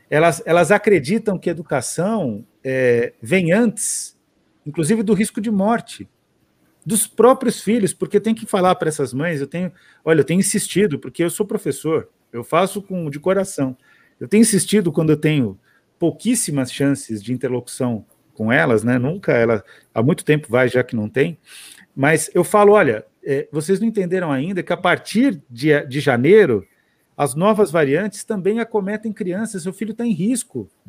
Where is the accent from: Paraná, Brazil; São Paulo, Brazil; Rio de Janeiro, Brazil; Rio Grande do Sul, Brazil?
São Paulo, Brazil; Eu falo porta também, sou paulistana.